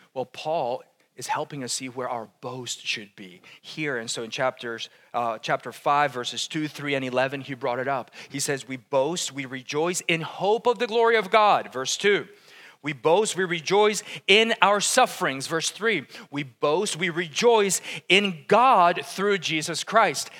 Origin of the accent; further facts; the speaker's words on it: Colombia; moved away; I'm from Colombia. It's like the land of coffee